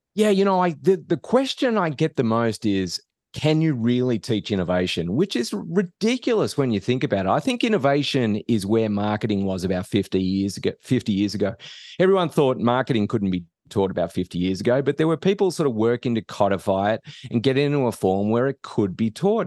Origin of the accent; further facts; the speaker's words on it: Australia; moved away as an adult; now in United States; I'm not from around here. So I, I grew up in Australia